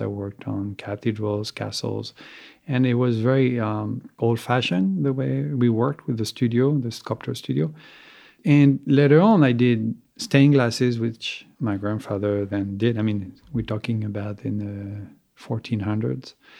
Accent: Soissons, Hauts-de-France, France; moved away; also born or lived in Champagne / Pietrasanta, Italy; I was born in, uh, east of Paris, in a town, Soissons. I mean, not many people know about it. My family comes from Champagne

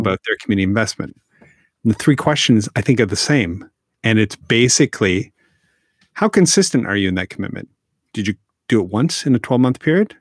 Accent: Canada; I'm Canadian

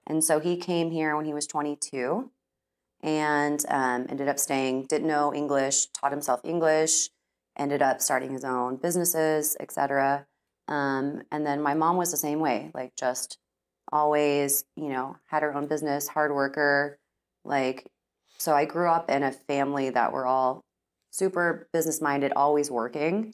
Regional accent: Austin, Texas, United States; now in Dallas, United States; born and raised in Texas

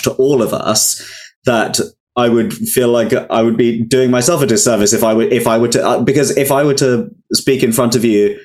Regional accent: London, United Kingdom; I grew up in Wembley in Northwest London, which was such a like multicultural but predominantly Indian area of London

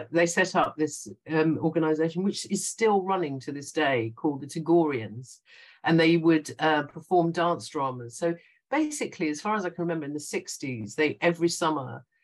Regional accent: London, United Kingdom; born there; very young, and so I was born in in London, uh, and my younger brother was also born here. But we were brought up very Indian. We weren't allowed to speak English at home.

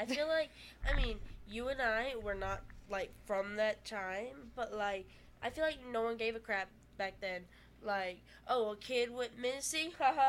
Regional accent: Texas, United States; We're Texan.

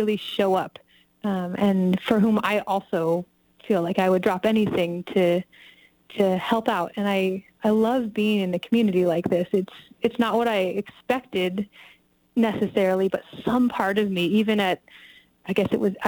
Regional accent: California, United States; moved away as an adult; also born or lived in Bay Area / New York / Los Angeles / Wisconsin; now in Nevada County, United States; I say Tahoe

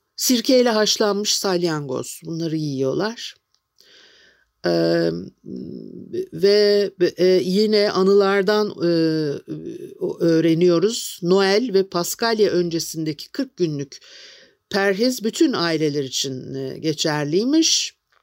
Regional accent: Istanbul, Turkey; moved away; also born or lived in Şişli / Kurtuluş; ben de işte etilerde büyüdüm

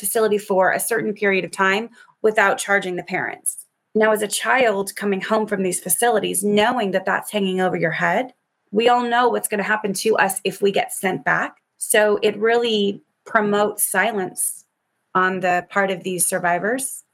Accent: United States; as an American

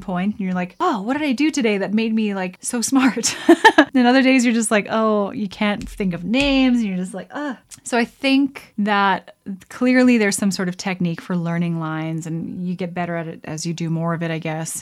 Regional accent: Alberta, Canada; I grew up in Alberta

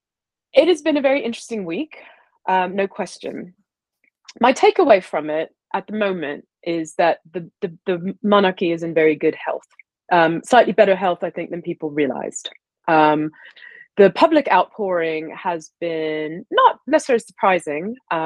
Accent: Deep South, United States; moved away as an adult; also born or lived in Ohio / Dalton, Georgia / Tennessee; now in United Kingdom; Well, I grew up in, I was born in Ohio and I grew up in the Deep South.

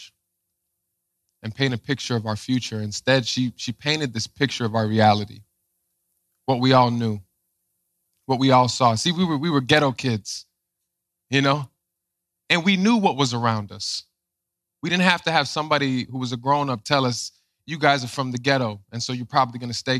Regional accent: Chicago, Illinois, United States; I grew up in Chicago

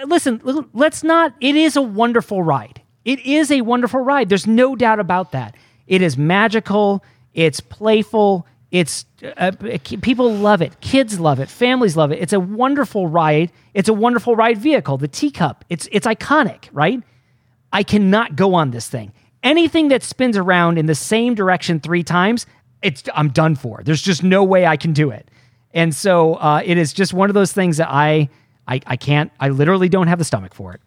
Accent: outside of Detroit, Michigan, United States; grew up outside of Detroit

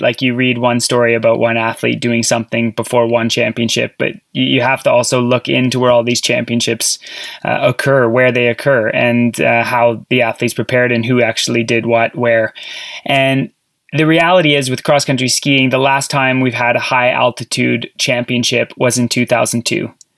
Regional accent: Sudbury, Ontario, Canada; I grew up in Ontario, Sudbury, Ontario

